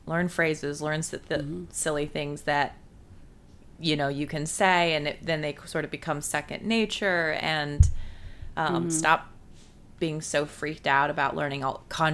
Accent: United States; my palate as an American

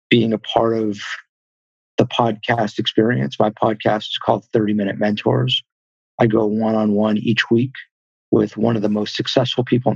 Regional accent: Los Angeles, California, United States; I was born in the San Fernando Valley. So I'm from LA, grew up in the Valley

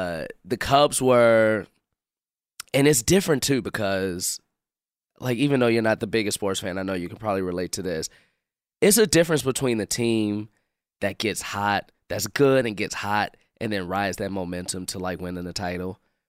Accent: Chicago, Illinois, United States; born or raised there

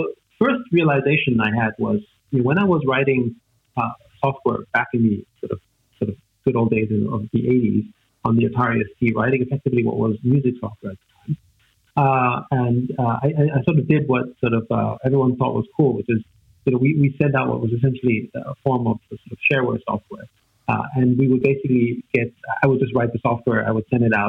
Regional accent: Vienna, Austria; first language German; English is a second language; I grew up in Vienna, in Austria, to sort of a musical family

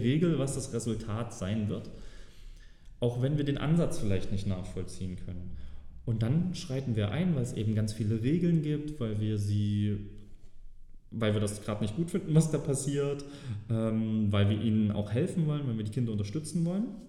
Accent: Saxony, Germany; als Sachse äh, ist das zum Beispiel immer ganz gut erkennbar

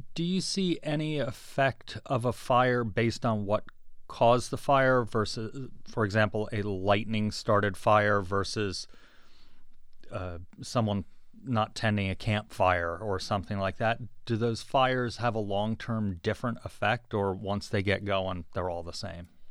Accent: East Coast, United States; now in Arizona, United States; I'm from the East Coast originally

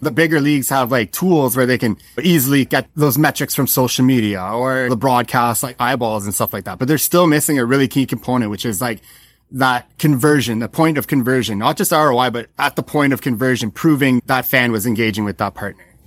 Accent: Ottawa, Ontario, Canada; also born or lived in Prince Edward Island; moved to Ottawa when I was younger and became an avid Sens fan

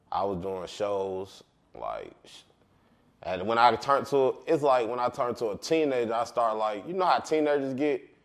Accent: Marietta, Georgia, United States; I'm from Cobb County. But I'm from the heart of Carlton. I'm from, we, they call it Marietta, we call it Marietta

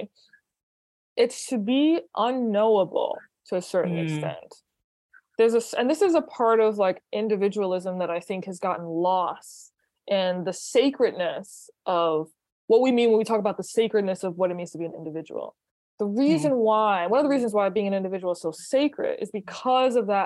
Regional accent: New Orleans, Louisiana, United States; moved away as an adult; also born or lived in New York; I moved to New York from New Orleans originally

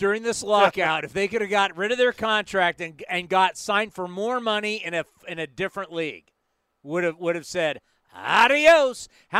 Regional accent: San Diego, California, United States; when I was a kid growing up in San Diego

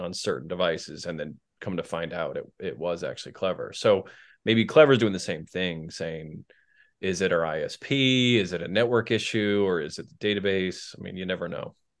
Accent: Maine, United States; moved away; I'm originally from Maine

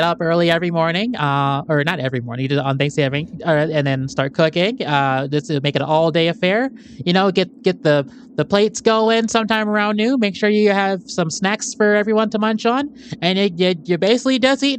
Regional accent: Petoskey, Michigan, United States; I am a black man, and I grew up in Petoskey, so I had to learn how to defend myself pretty quick at an early age.

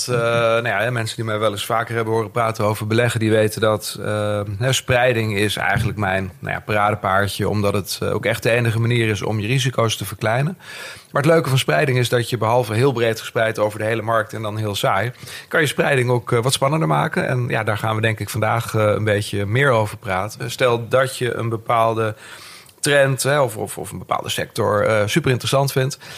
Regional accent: Overijssel, Netherlands; Ehm, ik ben eh, geboren en getogen in Twente. Echte tukker, hoor je tegenwoordig niet meer. Maar mijn moeder was logopediste, dus dat verklaart een hoop.

